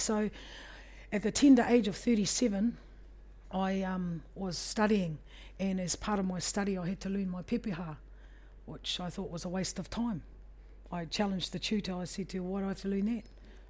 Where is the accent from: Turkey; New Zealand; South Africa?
New Zealand; Gisborne; also born or lived in Hamilton / Palmerston North; in my childhood, in the space of growing up in Tai Rāwhiti and York Street, Puhikaiti, I was just a New Zealand kid growing up in a neighbourhood with other New Zealand kids. We were born in New Zealand, or in Gisborne